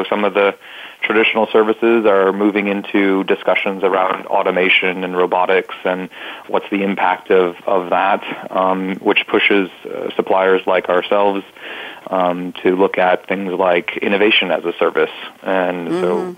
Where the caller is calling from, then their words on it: Columbia, South Carolina, United States; I'm calling in from Columbia, South Carolina.